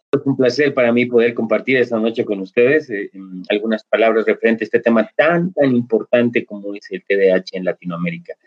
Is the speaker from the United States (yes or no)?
no; Bolivia; aquí en Bolivia